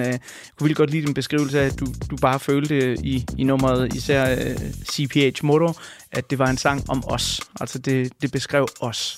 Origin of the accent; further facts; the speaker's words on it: Denmark; jeg er født og opvokset i Danmark